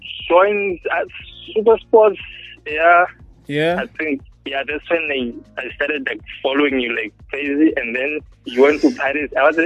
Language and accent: English; Durban, KwaZulu-Natal, South Africa; Yeah, I'm from Durban, yeah. I'm a student here at Boston City Campus.